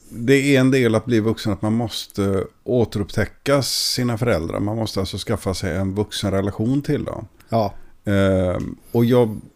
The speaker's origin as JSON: {"language": "Swedish", "town": "Gothenburg", "region": "Västra Götaland", "country": "Sweden", "tie": "born or raised there", "said": "i Göteborg. Jo, det, det, är mina hemtrakter."}